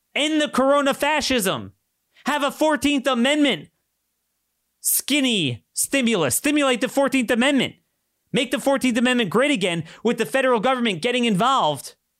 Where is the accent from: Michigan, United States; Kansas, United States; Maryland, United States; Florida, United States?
Maryland, United States; in my home state